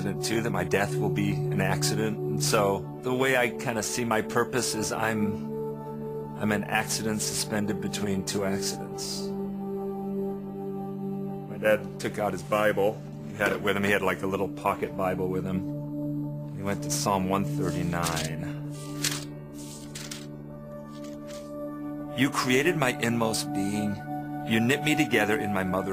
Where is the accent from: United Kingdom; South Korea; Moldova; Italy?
United Kingdom; England; now in United States; I grew up in England